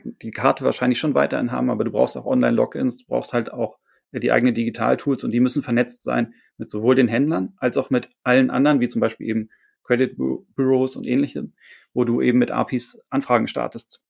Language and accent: German; Hamburg, Germany; ich bin Hamburger